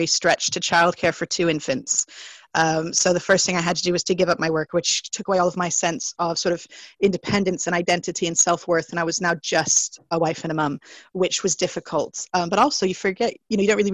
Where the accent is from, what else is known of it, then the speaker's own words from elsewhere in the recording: United States; accent: American; moved away as an adult; also born or lived in Germany; now in Catterick, United Kingdom; So I'm American, the accent tells, and I came to the UK for university